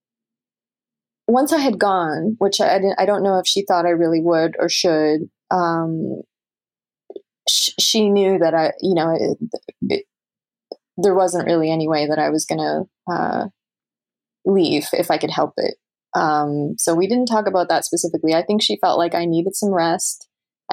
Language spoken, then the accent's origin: English; Canada; moved away as an adult; now in New York, United States; as a Canadian